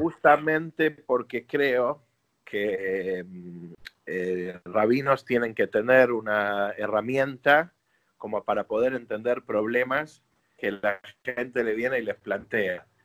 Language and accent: Spanish; Argentina; also born or lived in New York, United States; yo no nací en Argentina, nací en Nueva York, mi mamá es argentina, mi papá es americano